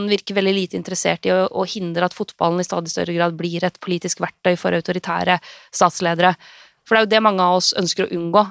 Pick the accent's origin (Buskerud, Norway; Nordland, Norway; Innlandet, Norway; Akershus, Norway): Innlandet, Norway; Lillehammer; den fotballen jeg vokste opp med eh, på Stampesletta på Lillehammer